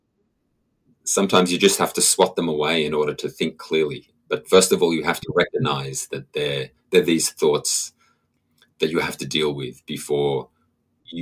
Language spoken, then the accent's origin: English; Australia; moved away as an adult; also born or lived in Sydney, New South Wales, Australia; now in Canada; I'm Australian originally, and for the 13 years before I moved to Canada, I was living in Sydney in New South Wales